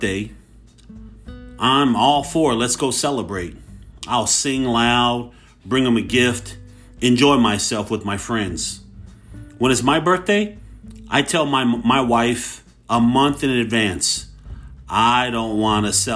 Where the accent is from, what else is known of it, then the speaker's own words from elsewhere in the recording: Hayward, California, United States; I grew up in Hayward